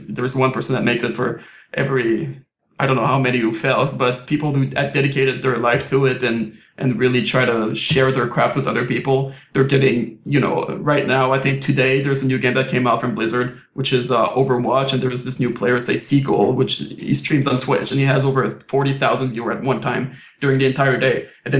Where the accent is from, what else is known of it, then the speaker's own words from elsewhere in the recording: Quebec, Canada; first language French; English is a second language; Like, I was born and raised in Quebec. So I was French, French school, French parent, French friends back in Quebec.